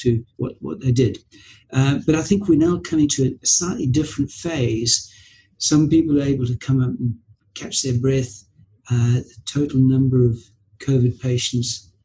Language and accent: English; Zimbabwe; now in United Kingdom; I was born and brought up in Zimbabwe